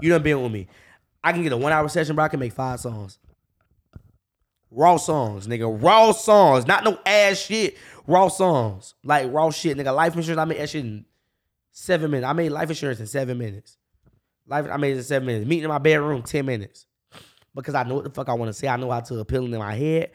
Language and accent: English; Jacksonville, Florida, United States; I'm from the north side. I grew up on 1917